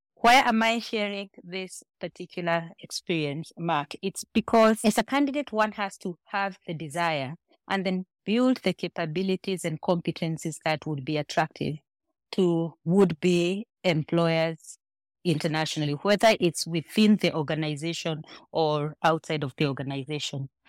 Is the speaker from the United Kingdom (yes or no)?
no; Kenya; moved away as an adult; now in Nigeria; I am Kenyan, but consider myself probably half Nigerian, given how well assimilated I have been in Nigeria